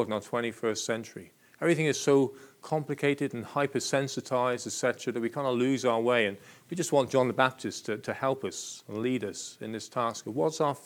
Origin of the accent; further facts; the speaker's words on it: Plymouth, South West England, United Kingdom; I was born and bred in Plymouth